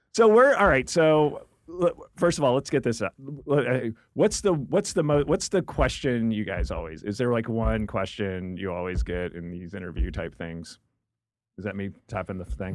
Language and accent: English; New Jersey, United States; now in Los Angeles, United States; I grew up in New Jersey